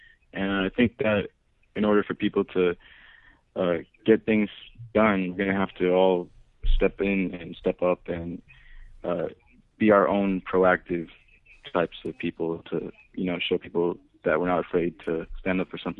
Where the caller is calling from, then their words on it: Glendale, United States; We're calling from Glendale.